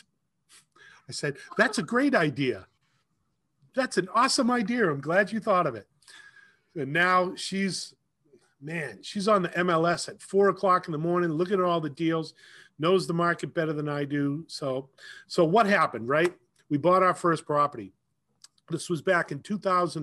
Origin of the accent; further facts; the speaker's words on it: Leominster, Massachusetts, United States; I grew up in Leominster. I lived there all my life